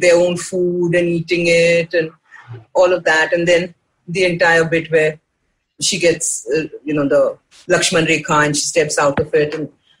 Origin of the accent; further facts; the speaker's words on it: India; everything that makes you feel good about being an Indian.